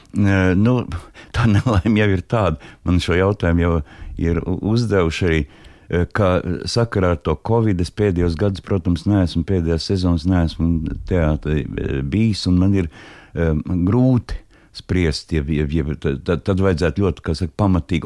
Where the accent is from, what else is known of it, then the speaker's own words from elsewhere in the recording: Latvia; es esmu no Latvijas